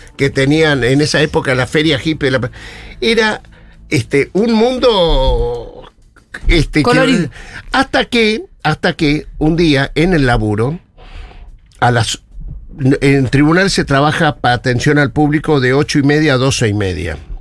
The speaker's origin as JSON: {"language": "Spanish", "region": "Neuquén", "country": "Argentina", "tie": "born or raised there", "said": "Yo me crié en Neuquén"}